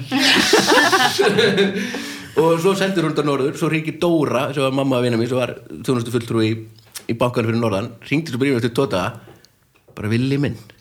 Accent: Akureyri, Northeastern Region, Iceland; þegar ég var ungur á Akureyri

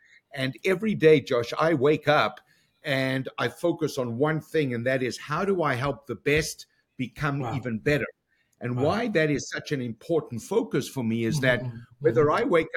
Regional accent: Johannesburg, Gauteng, South Africa; moved away as an adult; now in Toronto, Canada; born and raised in South Africa, went to university in Johannesburg

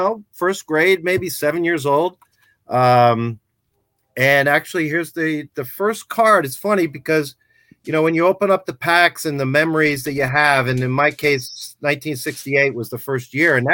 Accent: Poughkeepsie, New York, United States; moved away as an adult; now in North Jersey, United States; I'm originally from Poughkeepsie, New York

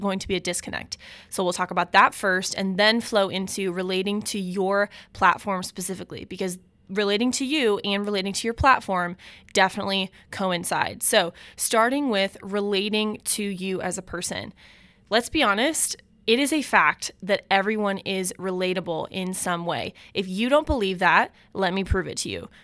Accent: Omaha, Nebraska, United States; I grew up in West Omaha, Nebraska

